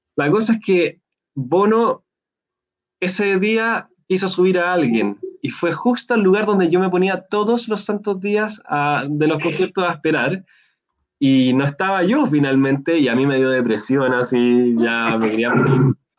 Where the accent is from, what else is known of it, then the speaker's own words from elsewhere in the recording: Chile; yo dije que era de Chile